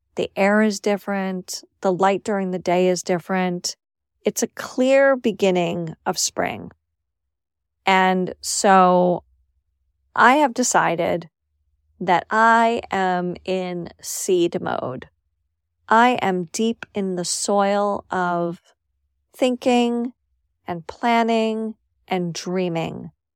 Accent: New York City, New York, United States; moved away as an adult; also born or lived in Syracuse; where I grew up in New York City

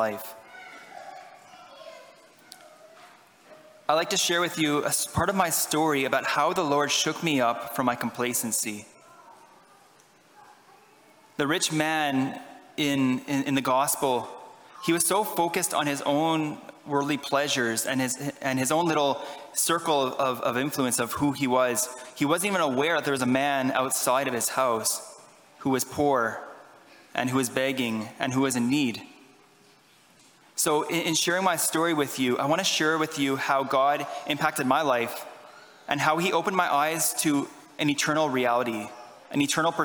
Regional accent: Ottawa, Ontario, Canada; moved away; I am Canadian. I'm from Ottawa, Ontario

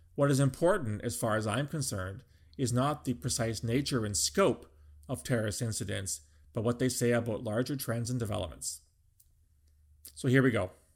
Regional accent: Canada; as a Canadian

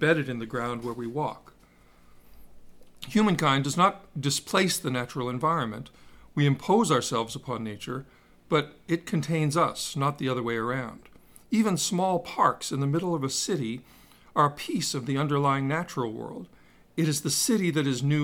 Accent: Swampscott, Massachusetts, United States; I grew up in Swampscott in the 1960s and 70s

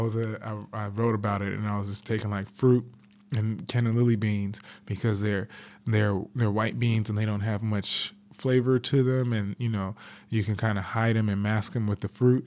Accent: Los Angeles, California, United States; I grew up in South Central Los Angeles

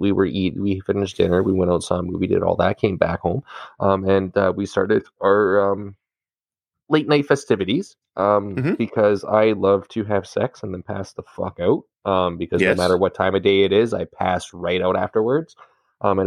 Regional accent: Canada; as a Canadian

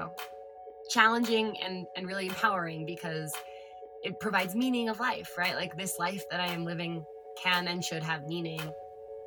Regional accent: California, United States; I am California born and bred. I always say that I Goldilocks'd California because I was born in Central California, and then we moved to Southern California when I was like 9, 10 years old

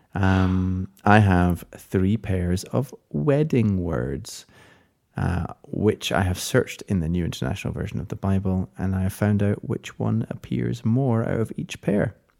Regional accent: Scotland, United Kingdom; as a Scottish person

